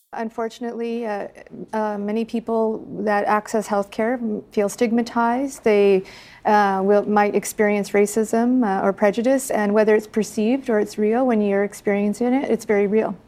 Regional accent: Treaty 4 territory, Saskatchewan, Canada; I'm Anishinaabe Métis from Treaty 4 territory

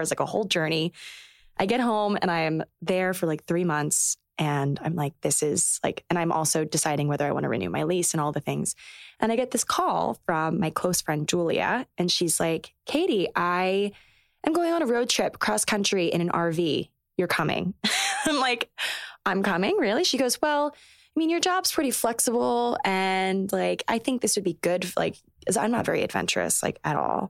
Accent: Maryland, United States; moved away as an adult; also born or lived in North Carolina / New York City / Los Angeles; now in New York, United States; I grew up in Maryland

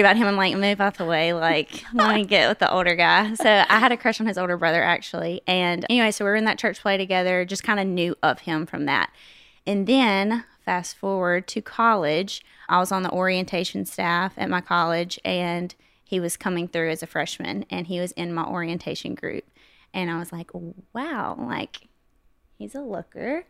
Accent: West Monroe, Louisiana, United States; accent: southern; now in Nashville, United States; I was born and raised in West Monroe, Louisiana

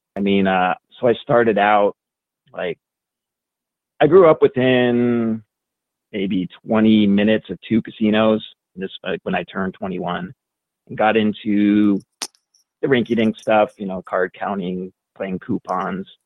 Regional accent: Oregon, United States; now in Las Vegas, United States; I grew up in Oregon

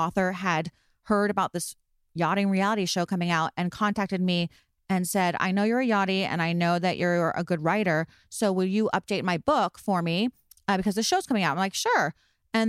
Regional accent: Melbourne Beach, Florida, United States; I'm from Melbourne. I'm from the East Coast of Florida

